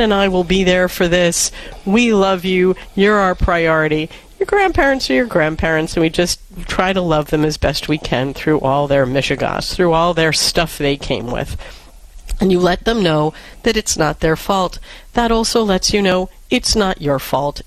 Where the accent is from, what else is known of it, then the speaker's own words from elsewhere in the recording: New York City, New York, United States; Back when I grew up in New York City